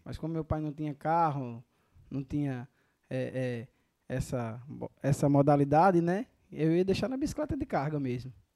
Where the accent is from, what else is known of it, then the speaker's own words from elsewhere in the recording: Catolé do Rocha, Paraíba, Brazil; Sou paraibano, Catolé do Rocha